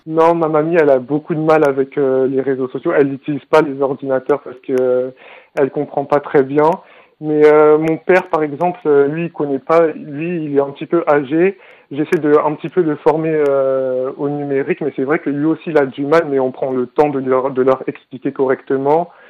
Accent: Brétigny-sur-Orge, Île-de-France, France; Je viens de Bretigny-sur-Orge

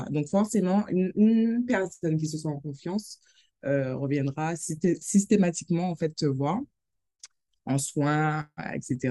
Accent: Saint-Claude, Guadeloupe; je suis guadeloupéenne, Saint-Claudienne

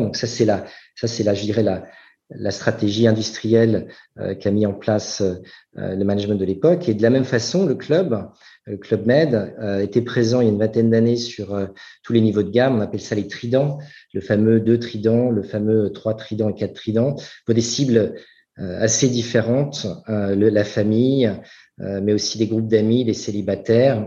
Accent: France; moved away as an adult; also born or lived in United States / Singapore; ça fait maintenant 13 ans que je suis parti de, de France

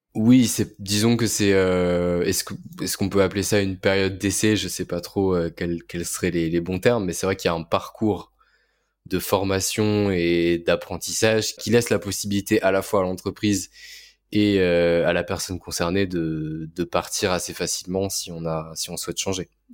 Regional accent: Orléans, Centre-Val de Loire, France; now in Paris, France; j'ai vécu, à, vécu à côté d'Orléans, donc je viens d'Orléans

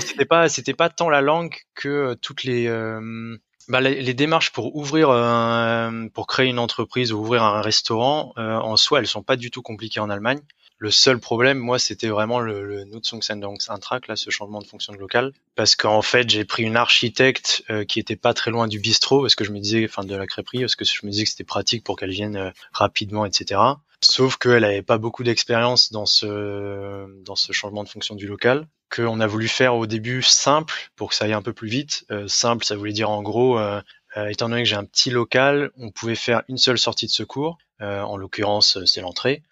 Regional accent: Rennes, Brittany, France; moved away as an adult; now in Düsseldorf, Germany; j'ai 31 ans, je viens de Rennes, et j'habite à Düsseldorf

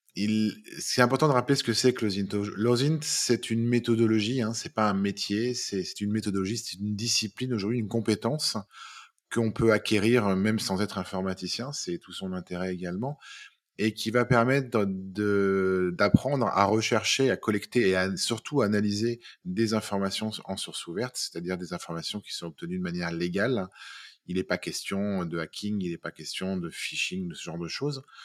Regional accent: Lyon, Auvergne-Rhône-Alpes, France; je suis lyonnais, j'ai 45 ans

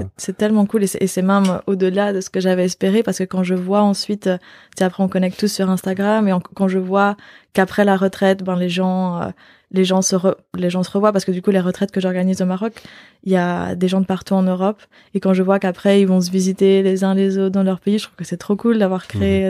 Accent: Belgium; moved away as an adult; also born or lived in Australia; now in Barcelona, Spain; je suis belge d'origine, mais ça fait bientôt 5 ans que j'habite plus en Belgique

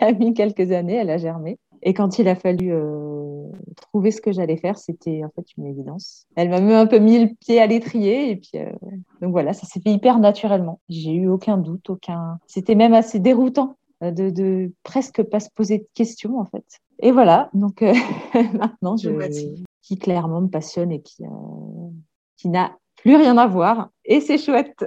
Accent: Alsace, Grand Est, France; moved away as an adult; now in Comines, France; Donc, moi, à la base, je suis alsacienne

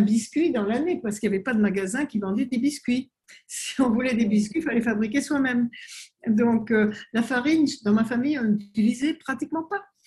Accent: French Polynesia; also born or lived in France; c'est ma mère qui est née en Polynésie et j'y ai grandi, mais je suis née en France pendant la guerre.

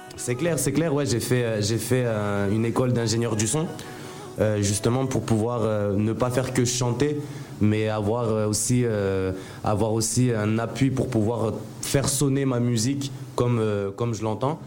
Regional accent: Mayotte; moved away as an adult; also born or lived in Strasbourg / Nancy; now in Abidjan, Côte d'Ivoire; je suis né à Strasbourg, mais du coup, je suis arrivé à, à Mayotte à, 5 ans. Je suis arrivé à Mayotte. Donc, j'ai grandi euh, à Mayotte jusqu'à avoir mon bac.

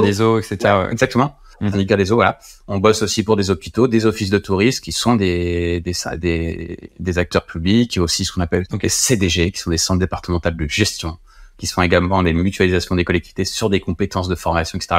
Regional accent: Compiègne, Hauts-de-France, France; also born or lived in Orsay; j'ai appelé la boîte Innovagora qui était chez moi à Compiègne

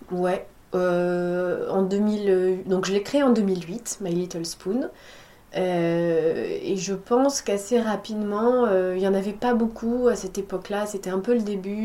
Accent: La Rochelle, Nouvelle-Aquitaine, France; moved away as an adult; now in Bordeaux, France; je suis euh, originaire de La Rochelle. J'ai grandi à La ah. Rochelle

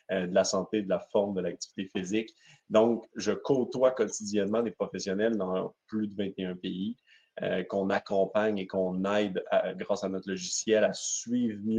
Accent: Quebec, Canada; Un, je suis du côté québécois. comme vous pouvez le voir, malgré que mon accent est très léger, donc, je, je, je, suis ici au Québec

